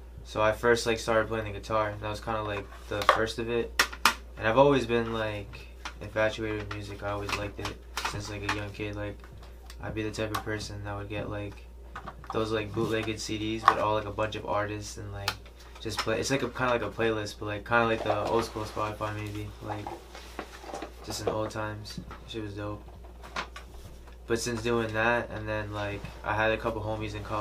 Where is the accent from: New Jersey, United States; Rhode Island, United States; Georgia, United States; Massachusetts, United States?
Rhode Island, United States; Providence; also born or lived in California; I'm a Providence, Rhode Island rapper, born and raised out here